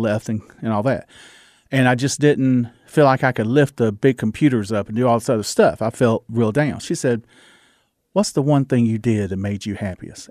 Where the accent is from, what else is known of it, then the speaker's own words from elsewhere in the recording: the South, United States; accent: Southern; my Southern accent